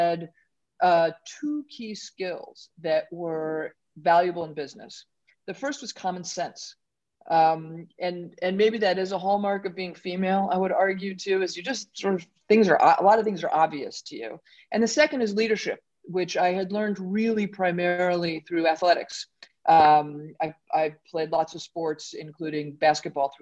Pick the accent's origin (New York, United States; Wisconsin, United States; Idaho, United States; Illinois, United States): New York, United States; New York City; I grew up in Brooklyn